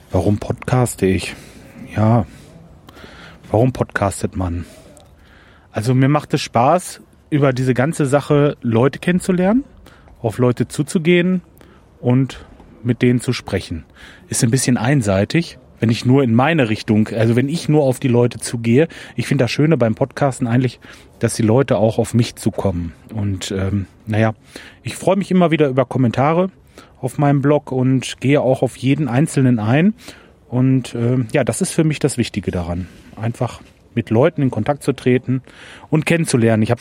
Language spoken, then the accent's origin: German; Lemgo, North Rhine-Westphalia, Germany; Meine Stadt ist also Lemgo oder ich komme aus der Nähe von Lemgo. Ich bin kürzlich umgezogen ins Kalletal. Das ist aber alles in der Nähe von Bielefeld.